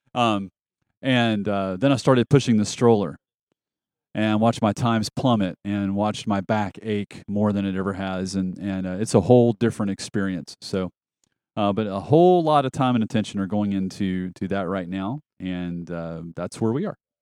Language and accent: English; the South, United States; moved away as an adult; also born or lived in rural Alabama / Metro Atlanta; now in Nashville, United States; I was born and raised in the South